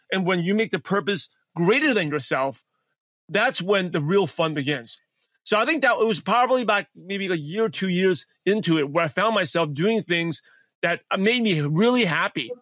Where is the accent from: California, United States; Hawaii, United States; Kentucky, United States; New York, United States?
New York, United States; New York City; English is a second language; born and raised in Brooklyn, New York.